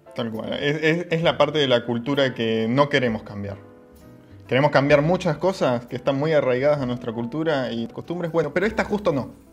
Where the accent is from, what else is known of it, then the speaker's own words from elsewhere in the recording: Patagonia, Argentina; los que somos este, bambis patagónicos